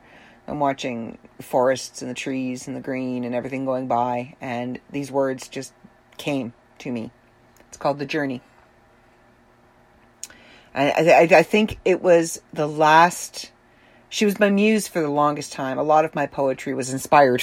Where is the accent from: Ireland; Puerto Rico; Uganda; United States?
Ireland; being Irish is very important to the Celtic people, of which I am one